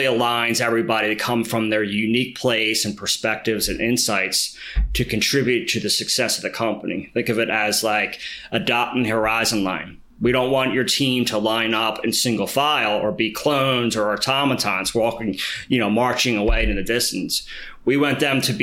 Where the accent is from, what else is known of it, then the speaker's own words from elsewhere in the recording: Philadelphia, Pennsylvania, United States; I grew up in Philly, and I went through sort of the city education system